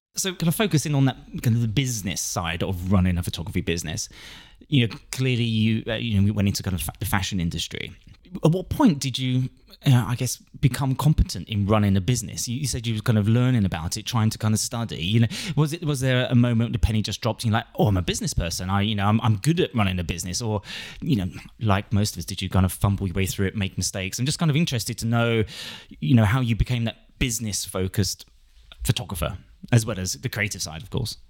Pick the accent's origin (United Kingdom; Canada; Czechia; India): United Kingdom; London; moved away; We're in the Big Smoke, my hometown.